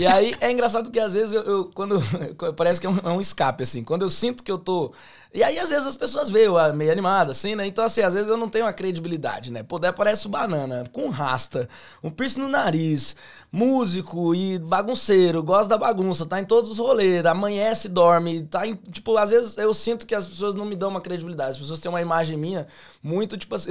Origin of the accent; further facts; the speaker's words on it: Londrina, Paraná, Brazil; accent: pé vermelho; moved away as an adult; also born or lived in Campo Grande, Mato Grosso do Sul; now in Australia; Eu sou nascido em Campo Grande, Mato Grosso do Sul. Só que aí, com quatro anos de idade, eu fui para Londrina, Paraná